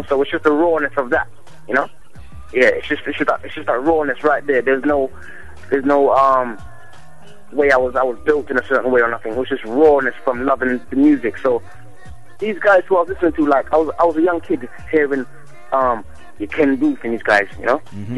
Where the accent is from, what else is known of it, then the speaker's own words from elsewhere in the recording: London, United Kingdom; also born or lived in Jamaica; I was born in London